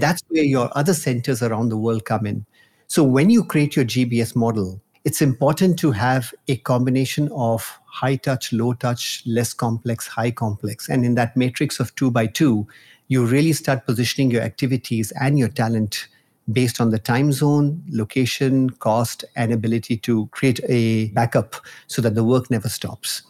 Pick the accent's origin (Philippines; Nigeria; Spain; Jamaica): Nigeria; moved away; also born or lived in India; I was born in Nigeria. and I've spent my childhood over there